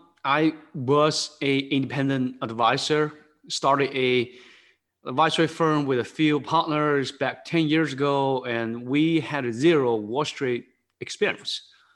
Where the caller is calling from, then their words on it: Newtown Square, Pennsylvania, United States; I'm working from home on the East Coast. It's the suburb of Philadelphia. It's a town called Newtown Square, kind of 20 minutes, 30 minutes west of Philadelphia.